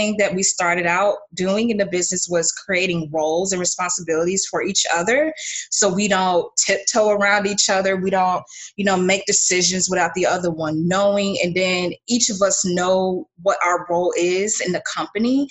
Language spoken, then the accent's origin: English; Clearwater, Florida, United States; also born or lived in Orlando, Florida; I'm from Clearwater, Florida, originally born and raised.